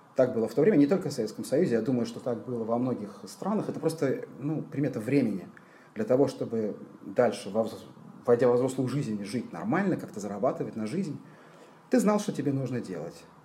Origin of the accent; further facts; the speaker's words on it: Tbilisi, Georgia; moved away as an adult; now in Israel; Родился я и до 18 лет жил в Тбилиси